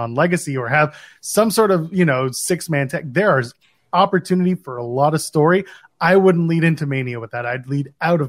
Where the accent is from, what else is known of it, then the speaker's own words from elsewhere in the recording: Australia; I am Australian.